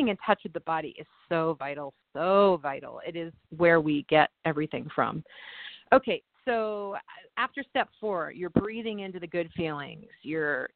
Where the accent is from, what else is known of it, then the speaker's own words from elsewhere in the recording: New York, United States; moved away as an adult; now in California, United States; being a New Yorker